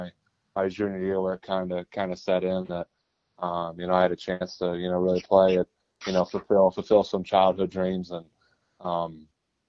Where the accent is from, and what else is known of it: Indianapolis, Indiana, United States; born or raised there